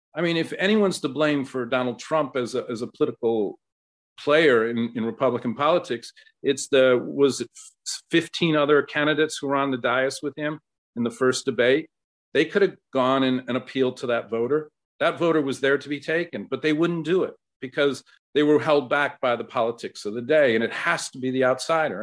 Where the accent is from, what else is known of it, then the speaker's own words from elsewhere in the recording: Ohio, United States; my home state of Ohio